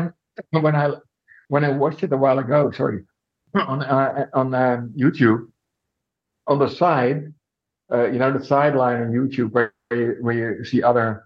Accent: Netherlands; my hometown in Holland

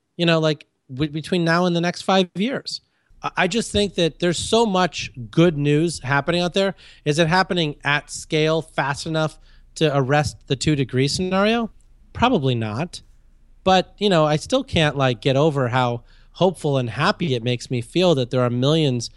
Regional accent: India; moved away; I was born in India.

